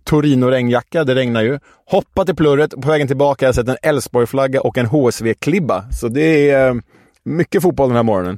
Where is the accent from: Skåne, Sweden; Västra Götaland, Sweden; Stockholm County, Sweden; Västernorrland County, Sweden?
Stockholm County, Sweden; Stockholm; Vi som stockholmare